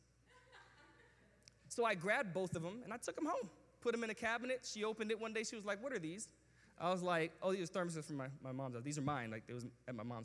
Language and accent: English; New York, United States; where I grew up in New York